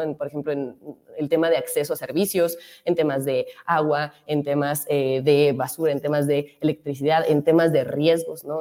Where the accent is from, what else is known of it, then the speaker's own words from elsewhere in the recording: Benito Juárez, Mexico City, Mexico; La gente que vive en Benito Juárez es eh, un grupo de personas, ¿no? Somos, somos una alcaldía em, que vive, que vive bien